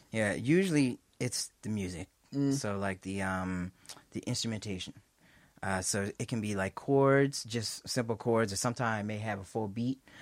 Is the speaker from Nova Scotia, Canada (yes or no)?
yes; North Preston, Nova Scotia, Canada; I'm from North Preston, Nova Scotia.